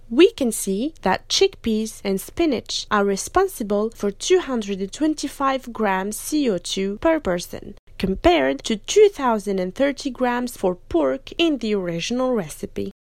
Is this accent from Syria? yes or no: no; France; us French students